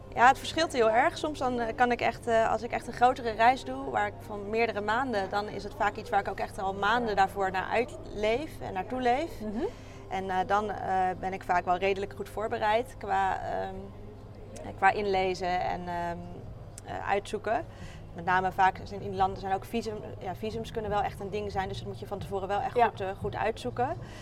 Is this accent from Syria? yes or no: no; Rotterdam, South Holland, Netherlands; Ik kom uit Rotterdam en daar werk ik als longarts in opleiding